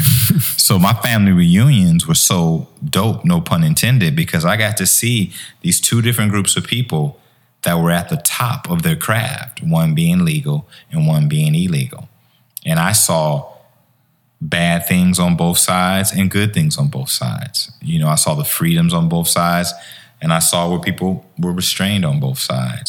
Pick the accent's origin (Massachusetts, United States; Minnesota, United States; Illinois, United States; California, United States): Illinois, United States; Chicago; also born or lived in Harvey, Illinois; I grew up in Chicago.